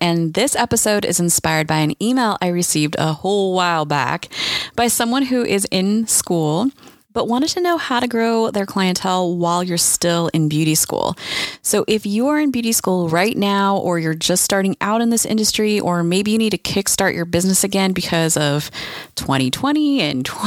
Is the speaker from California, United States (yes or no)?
yes; California, United States; I'm from California